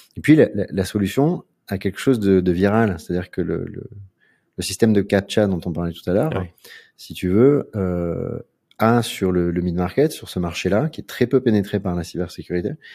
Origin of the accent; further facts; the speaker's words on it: Aix-en-Provence, Provence-Alpes-Côte d'Azur, France; moved away as an adult; also born or lived in Paris; now in Marseille, France; Je suis né dans la ZUP d'Aix-en-Provence